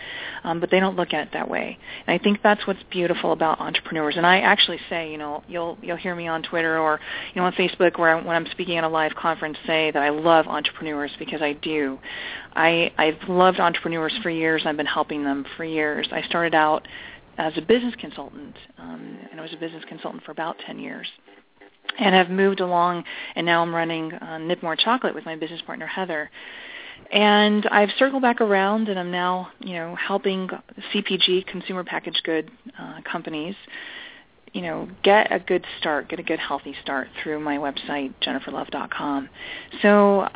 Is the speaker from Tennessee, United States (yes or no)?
no; California, United States; moved away as an adult; now in Long Island, United States; I'm originally from California, so I'm a California girl